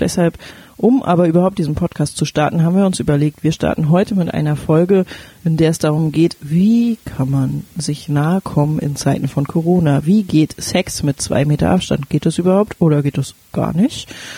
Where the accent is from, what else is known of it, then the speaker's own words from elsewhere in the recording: Berlin, Germany; moved away as an adult; now in Flensburg, Germany; Ich komme eigentlich aus Berlin